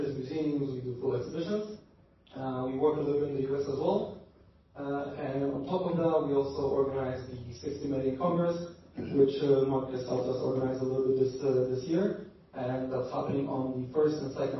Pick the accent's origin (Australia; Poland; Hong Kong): Poland; I'm from Poland